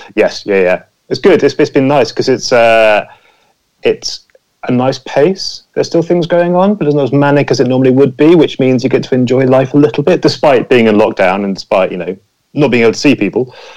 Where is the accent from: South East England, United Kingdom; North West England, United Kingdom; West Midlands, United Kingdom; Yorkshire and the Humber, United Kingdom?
South East England, United Kingdom; near Pinewood Studios; I grew up near Pinewood Studios